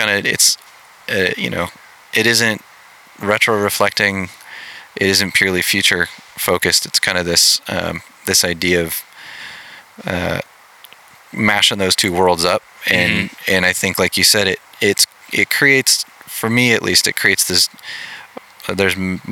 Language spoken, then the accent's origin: English; Pacific Northwest, United States; I grew up in the Pacific Northwest